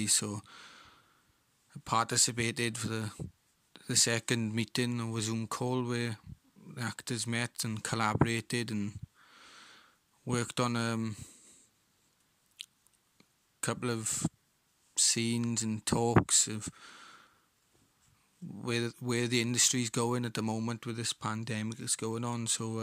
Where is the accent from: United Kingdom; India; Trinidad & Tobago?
United Kingdom; Rhondda Valleys, Wales; I'm an actor from the Rhondda Valleys.